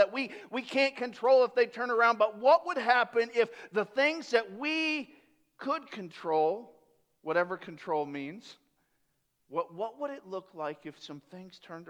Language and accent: English; Tampa, Florida, United States; I grew up in Tampa in the 80s.